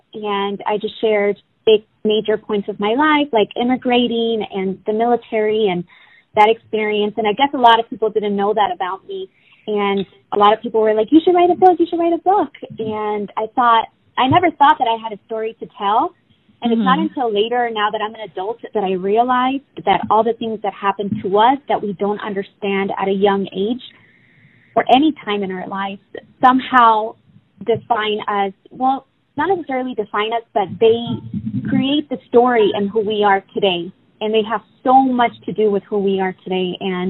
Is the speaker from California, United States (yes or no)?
yes; Oxnard, California, United States; also born or lived in Mexico; Well, I was born in Mexico. I grew up in Oxnard, California.